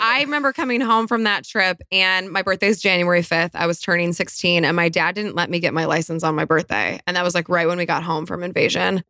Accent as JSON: {"language": "English", "region": "Colorado", "country": "United States", "tie": "born or raised there", "said": "I actually was born in Colorado. I grew up in Colorado"}